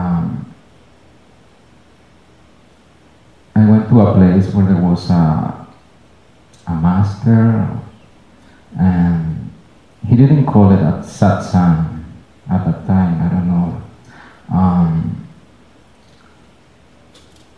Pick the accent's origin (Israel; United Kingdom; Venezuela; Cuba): Venezuela; moved away; I moved here. I'm from Venezuela